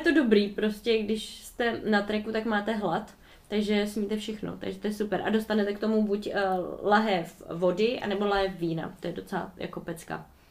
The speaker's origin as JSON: {"language": "Czech", "country": "Czechia", "said": "od nás z republiky"}